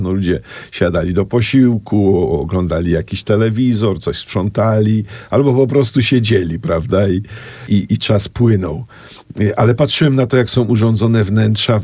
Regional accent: Kraków, Lesser Poland, Poland; also born or lived in Oświęcim; kiedy przeprowadziliśmy się mm, z Oświęcimia do Krakowa Miałem 7 lat. Zamieszkałem w dużym bloku na osiedlu wówczas Widok, dzisiaj Bronowice e, Nowe.

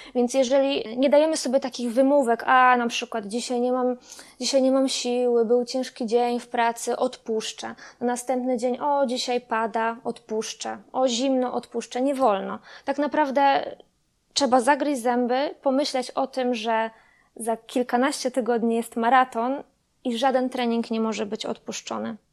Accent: Kostrzyn nad Odrą, Lubusz Voivodeship, Poland; Na stałe mieszkam od urodzenia w Kostrzynie nad Odrą

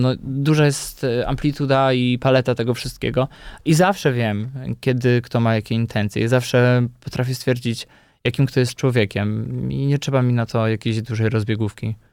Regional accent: Podkarpacie, Subcarpathian Voivodeship, Poland; now in Warsaw, Poland; Ja jestem, y, chłopakiem, który pochodzi z prowincji, z Podkarpacia i przez wiele lat przyjeżdżając tutaj do Warszawy, może trochę wstydziłem się tego pochodzenia, że jestem z wioski

